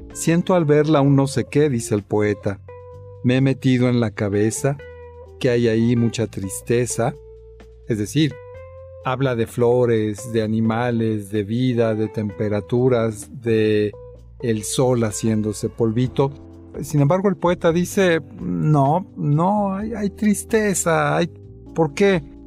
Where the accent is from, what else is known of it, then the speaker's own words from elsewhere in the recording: Mexico; así somos los, los mexicanos